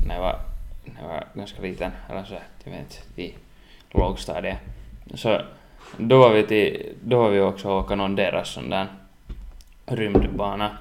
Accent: Ingå, Uusimaa, Finland; moved away; jag var hemma i Inga. Jag for på lördag hem till Inga

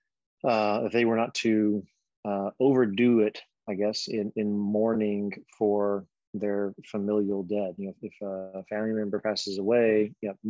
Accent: Alabama, United States; now in Philadelphia, United States; I'm from Alabama, but I'm in Philadelphia.

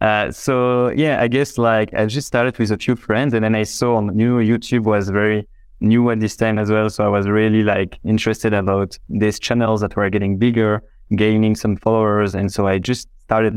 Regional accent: Belgium; I'm from Belgium, right? So it's just next door.

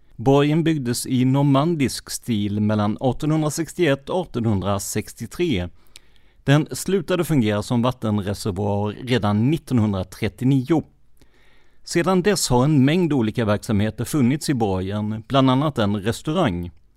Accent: Karlskrona, Blekinge, Sweden; min hemstad Karlskrona.

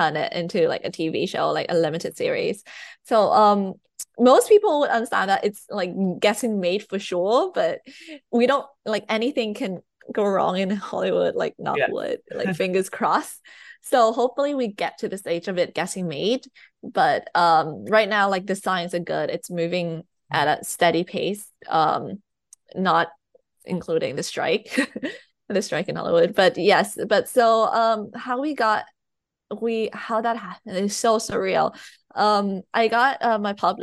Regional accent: Thailand; English is a second language; moved away; also born or lived in United Kingdom; I've lived in the UK, but I was born in Thailand. I was raised in Thailand, so I'm writing in my second language.

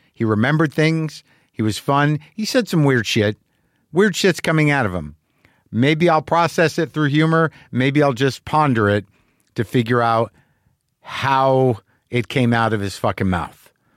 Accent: New Mexico, United States; moved away; growing up in New Mexico

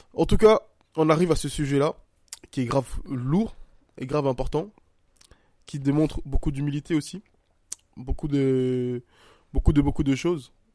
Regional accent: Côte d’Ivoire; je suis un Ivoirien

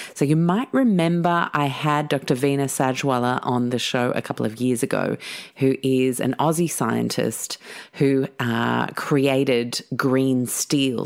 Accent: Mauritius; moved away; growing up in Mauritius

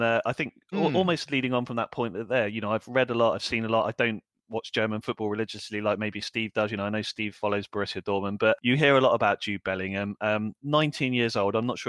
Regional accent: England, United Kingdom; And that's the exciting thing for us, I think, as English fans, isn't it?

